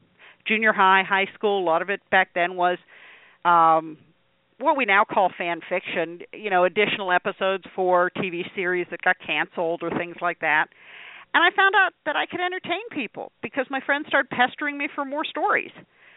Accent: Pennsylvania, United States; Well, I grew up in northwestern Pennsylvania, just a little south of Erie. So if you look at the map of Pennsylvania, that little spur that goes up by the lake

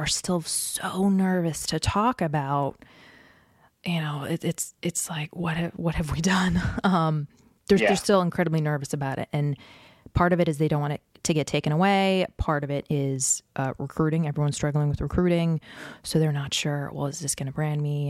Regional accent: Washington, District of Columbia, United States; I grew up in the Washington, D.C. area, where dad had a top secret clearance

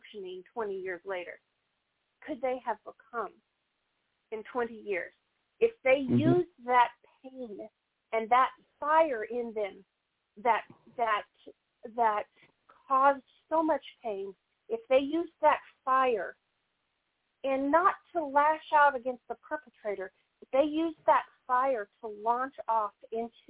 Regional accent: the South, United States; also born or lived in Missouri; I'm from the South

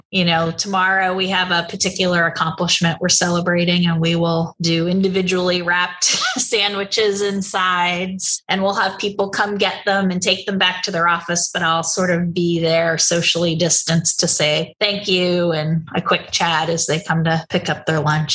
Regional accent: New Jersey, United States; moved away; also born or lived in Boston; I grew up in New Jersey

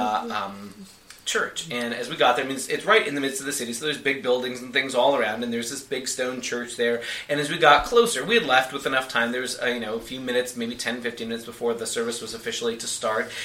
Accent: United States; I'm just an American. Please forgive me for being an American

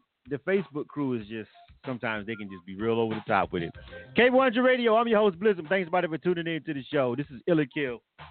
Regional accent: Florida, United States

